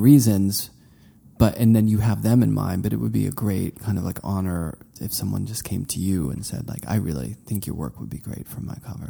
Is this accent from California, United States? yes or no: no; Pittsburgh, Pennsylvania, United States; I'm from Pittsburgh